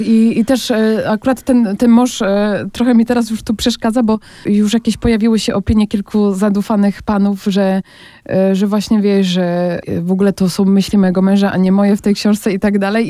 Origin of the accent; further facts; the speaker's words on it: Poland; moved away; dla którego uciekłam z Polski